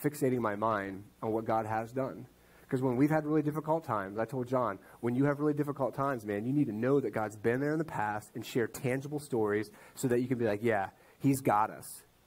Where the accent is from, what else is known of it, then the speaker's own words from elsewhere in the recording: Ohio, United States; I grew up in Ohio with him